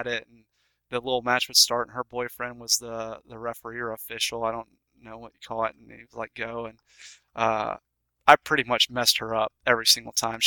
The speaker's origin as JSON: {"language": "English", "town": "Macon", "region": "Georgia", "country": "United States", "tie": "born or raised there", "said": "my hometown, Macon, Georgia"}